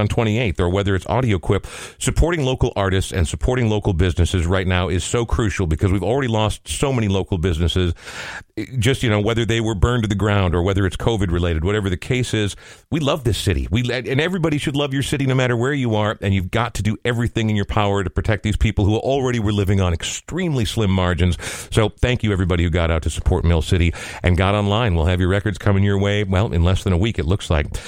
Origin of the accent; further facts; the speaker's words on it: Coon Rapids, Minnesota, United States; growing up in Coon Rapids was not ideal